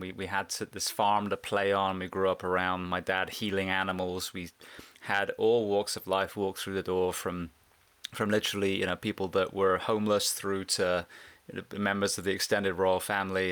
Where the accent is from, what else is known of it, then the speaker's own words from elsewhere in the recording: Bath, South West England, United Kingdom; now in Central Florida, United States; I'm actually an English farm boy. I grew up in a place called Bath, which is, uh, near Stonehenge in the U K.